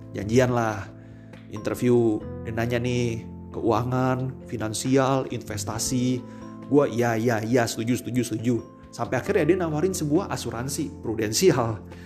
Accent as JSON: {"language": "Indonesian", "region": "Jakarta", "country": "Indonesia", "said": "gua orang Jakarta, lebih dekat ke Peluit daripada ke B S D."}